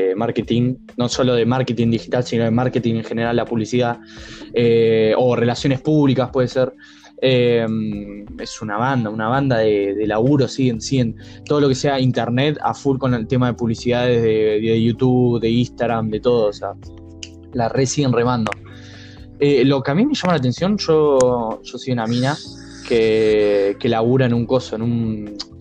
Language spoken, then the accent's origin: Spanish; Argentina